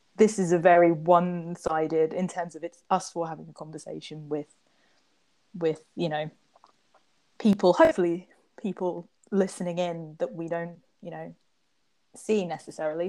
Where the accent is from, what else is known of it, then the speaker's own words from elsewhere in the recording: Trinidad & Tobago; I identify that I'm from Trinidad